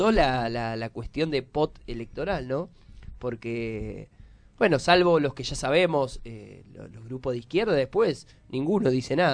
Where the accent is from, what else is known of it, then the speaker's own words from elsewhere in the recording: Tucumán, Argentina; now in Buenos Aires, Argentina; Yo soy tucumana, no voto acá